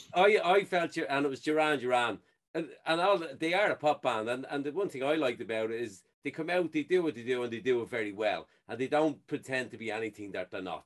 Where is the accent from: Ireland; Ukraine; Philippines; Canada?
Ireland; I'm an Irishman in Ireland